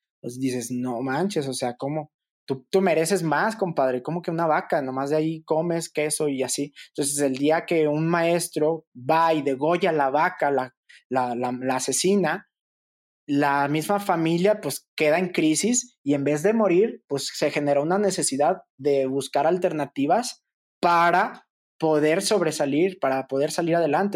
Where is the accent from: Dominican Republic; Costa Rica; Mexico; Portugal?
Mexico; Fresnillo, Zacatecas; moved away; a unos kilómetros de donde yo nací, que era Fresnillo, Zacatecas